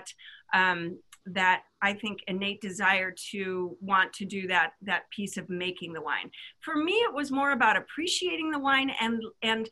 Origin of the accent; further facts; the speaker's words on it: Midwest, United States; I grew up in the Midwest